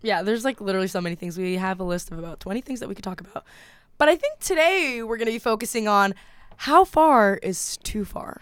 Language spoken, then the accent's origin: English; Kennesaw, Georgia, United States; now in Massachusetts, United States; I'm not actually from Atlanta, I'm from Kennesaw, Georgia